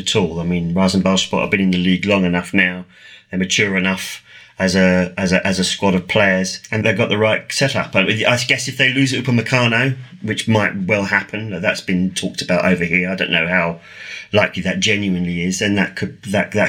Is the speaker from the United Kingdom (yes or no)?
yes; England, United Kingdom; as an Englishman